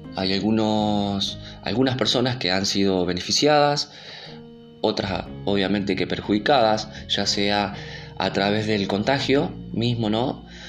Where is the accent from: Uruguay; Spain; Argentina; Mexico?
Argentina; en mi país, que es Argentina